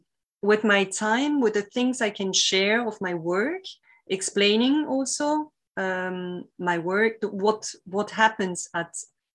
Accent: Italy; English is a second language; now in France; I came from Italy to France, and then in France, I didn't stay exactly always in the same lab.

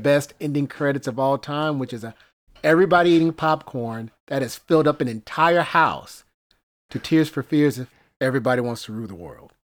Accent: Greenville, Mississippi, United States; When I was a kid growing up in Greenville, Mississippi

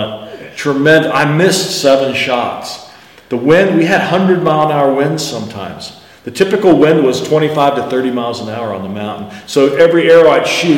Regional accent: United States; I'm American guy

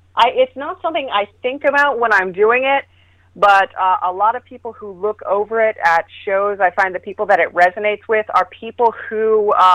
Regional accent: San Diego, California, United States; I am from San Diego, California. That's where we broadcast out of.

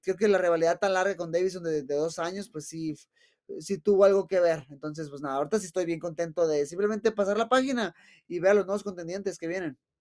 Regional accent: Mexico

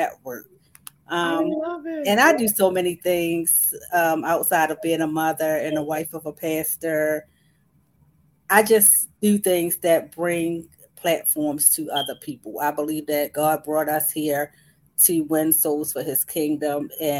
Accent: Baltimore, Maryland, United States; Born and raised in Baltimore

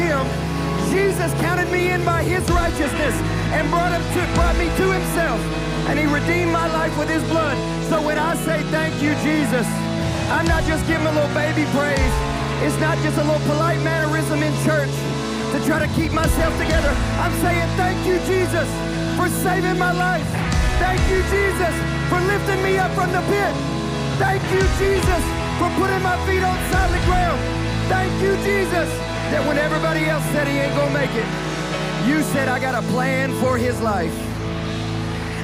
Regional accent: West Kentucky, United States; I'm from West Kentucky

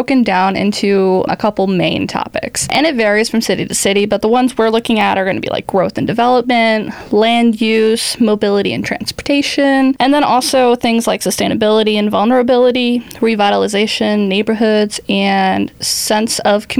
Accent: Mississippi, United States; also born or lived in Brownsville, Texas; now in Baytown, United States; Before this, I was down in Brownsville, where I worked for the city of Brownsville. I was there for a few years, but I'm mostly from Mississippi. I'm sticking to Texas, though.

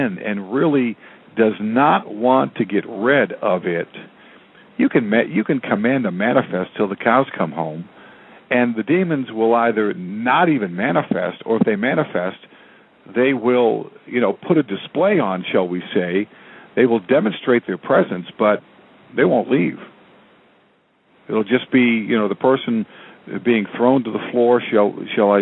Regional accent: New England, United States; I grew up in New England

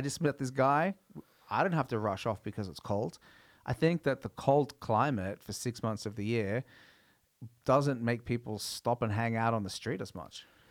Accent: Australia; also born or lived in New Zealand; I grew up in Australia.

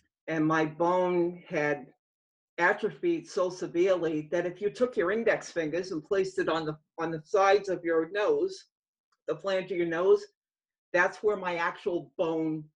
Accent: Massachusetts, United States; I grew up in the state of Massachusetts.

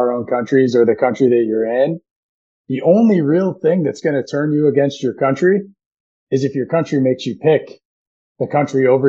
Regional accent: United States; we're American

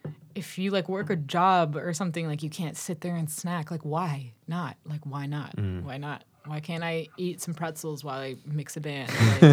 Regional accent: Massachusetts, United States; because I'm from Massachusetts. I would get my Dunkin' Donuts every morning with the wasteful styrofoam cup over it, because that's what you do when you live on the South Shore of Massachusetts.

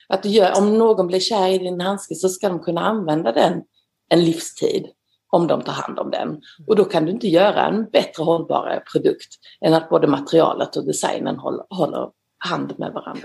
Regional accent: Gumlösa, Skåne, Sweden; moved away as an adult; also born or lived in Netherlands; now in Paris, France; Jag kommer från eh, Skåne, från eh, nordöstra Skåne, en liten, liten by kallad Gumlösa på en gård som heter Sinklasholm.

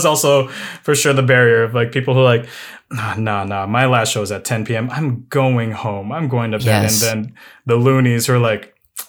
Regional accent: Midwest, United States; born there; Myself, I am a born in the Midwest, actually.

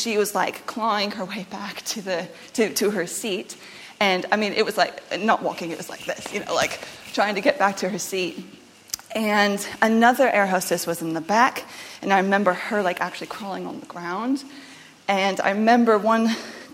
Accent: United States; moved away; I am obviously not from this country. I am American, but I had been living here. My family moved over here years ago

